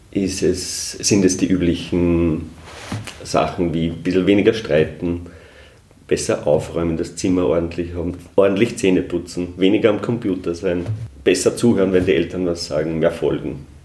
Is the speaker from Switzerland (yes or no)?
no; Upper Austria, Austria; Also bei mir, ich komme ja aus dem Hausruckviertel, da gibt es die Berchten nicht.